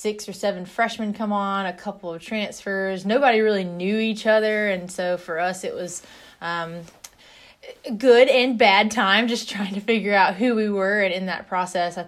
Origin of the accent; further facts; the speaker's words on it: North Carolina, United States; also born or lived in Carbondale, Illinois; I grew up in North Carolina